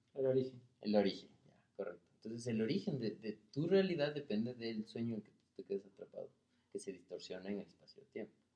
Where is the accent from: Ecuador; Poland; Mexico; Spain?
Ecuador; somos los ecuatorianos